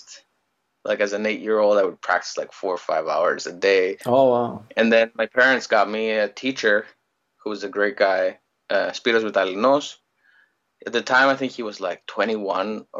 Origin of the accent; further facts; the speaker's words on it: Greece; moved away as an adult; also born or lived in Ottawa, Canada / Oxford, England; now in Toronto, Canada; I was born in Greece. I grew up in Greece my whole life, and well, not my whole life until I was 20.